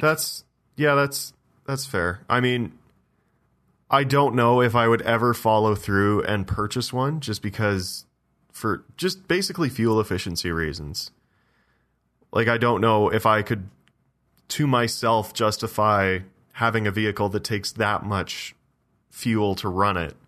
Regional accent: Ontario, Canada; in my hometown

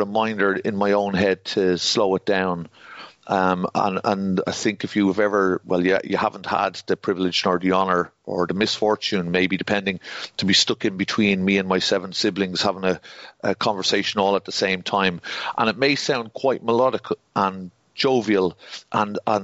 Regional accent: Dublin, Leinster, Ireland; accent: Dublin; my accent isn't very strong Dublin

